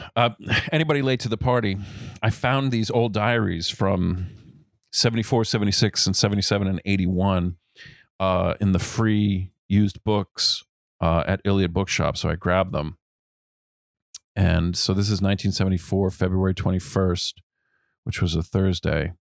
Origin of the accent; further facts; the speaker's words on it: Rhode Island, United States; I was born in Rhode Island, the youngest of three